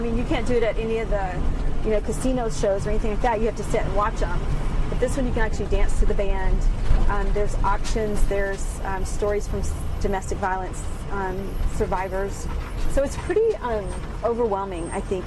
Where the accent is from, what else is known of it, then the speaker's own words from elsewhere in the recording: Kilgore, Texas, United States; moved away as an adult; also born or lived in Dallas, Texas; now in Farmington, United States; I was born in Dallas, grew up in East Texas in Kilgore, Texas.